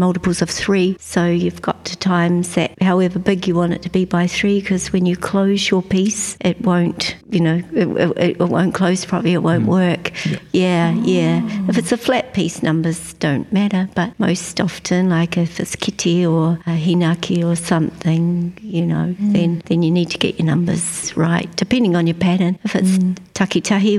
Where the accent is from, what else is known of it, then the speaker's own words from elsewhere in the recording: Wairoa, Hawke's Bay, New Zealand; now in Rotorua, New Zealand; I'm originally from Wairoa. It's where all my bones are, but I've lived in Rotorua since 1997